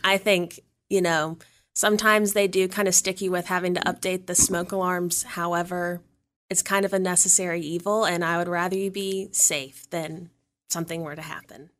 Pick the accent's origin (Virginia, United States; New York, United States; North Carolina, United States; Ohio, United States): Virginia, United States; Danville; moved away as an adult; now in St. Louis, United States; I'm originally from Danville, Virginia, which is a small town